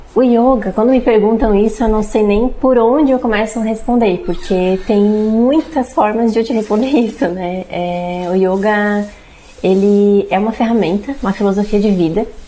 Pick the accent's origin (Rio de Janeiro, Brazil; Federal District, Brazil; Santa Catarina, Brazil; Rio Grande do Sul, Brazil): Santa Catarina, Brazil; Braço do Norte; also born or lived in Jaraguá do Sul; Quando eu tinha uns 5 anos de idade, a gente voltou para Braço do Norte.